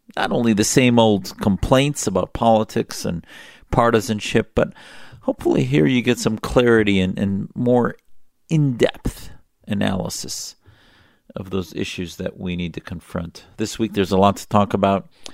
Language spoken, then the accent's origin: English; United States; as an American who has served in our military